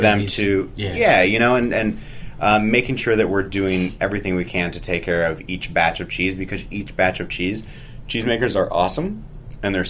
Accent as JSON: {"language": "English", "town": "St. Louis", "region": "Missouri", "country": "United States", "tie": "born or raised there", "also_born_or_lived": "San Francisco / Oakland / Washington, D.C.", "moved": "yes", "lives_now": "Vermont, United States", "said": "So I grew up in St. Louis."}